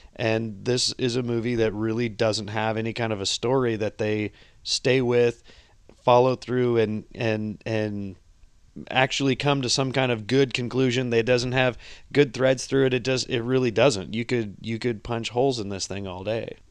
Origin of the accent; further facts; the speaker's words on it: United States; I'm an American.